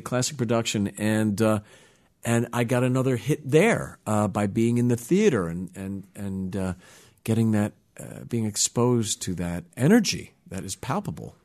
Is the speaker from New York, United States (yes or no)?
yes; New York, United States; I grew up in the New York area, uh, in New York